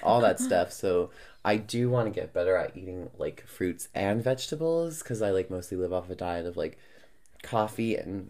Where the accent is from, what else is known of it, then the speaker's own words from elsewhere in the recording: New York, United States; now in Edmonton, Canada; But I'm like a New Yorker that lives in Edmonton.